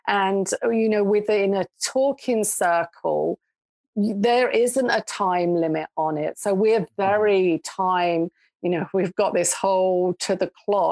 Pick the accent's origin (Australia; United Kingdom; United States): United Kingdom; England; moved away as an adult; now in Canada; they knew that I grew up in England. They could tell by my accent